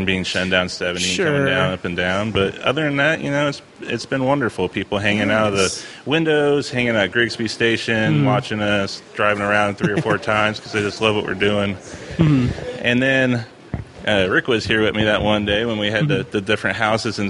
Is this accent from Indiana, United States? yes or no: yes; Greenfield, Indiana, United States; also born or lived in New Castle, Indiana; I grew up in Greenfield from, you know, when I was a baby all the way to when I moved to Newcastle when I was 11.